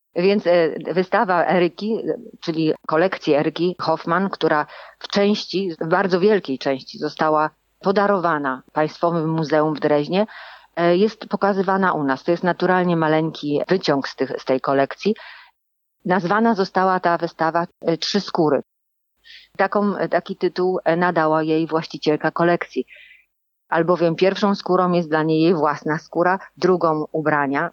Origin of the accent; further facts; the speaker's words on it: Lower Silesian Voivodeship, Poland; moved away; also born or lived in Germany; Ja pochodzę z Dolnego Śląska